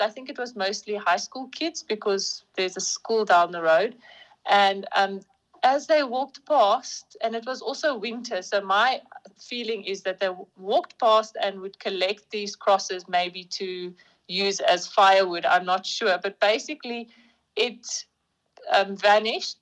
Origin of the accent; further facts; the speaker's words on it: Bloemfontein, Free State, South Africa; I'm from Bloemfontein. I matriculated here in Bloemfontein at St Michael's School for Girls